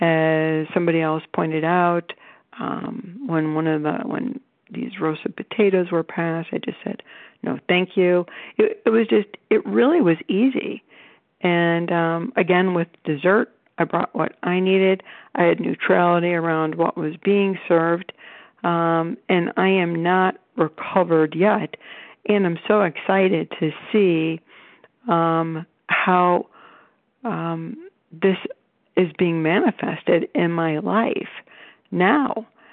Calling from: Cleveland, Ohio, United States; I'm calling from Cleveland, Ohio.

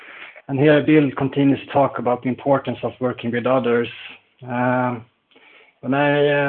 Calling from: Sweden; I'm calling in from Sweden.

